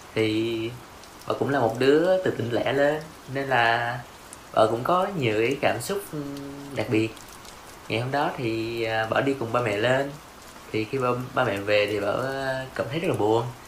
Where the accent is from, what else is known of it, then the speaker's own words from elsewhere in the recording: Binh Phuoc, Vietnam; moved away as an adult; now in Ho Chi Minh City, Vietnam; Tụi mình đều đến từ Bình Phước